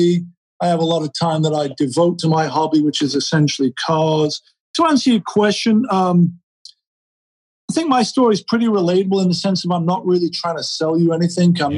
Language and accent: English; Sheffield, Yorkshire and the Humber, United Kingdom; moved away as an adult; now in Los Angeles, United States; I was born in Sheffield, England in 1967, moved out to LA as a 19-year-old in 1986